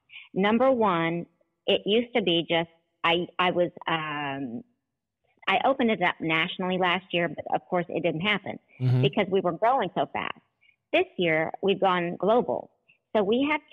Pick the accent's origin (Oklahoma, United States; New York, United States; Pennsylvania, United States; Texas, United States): Oklahoma, United States; I grew up in Oklahoma, where we're that tornado city